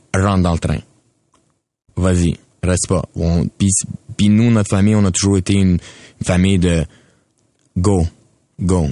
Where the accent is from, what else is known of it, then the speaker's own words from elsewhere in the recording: Quebec, Canada; je suis un Canadien, je suis québécois.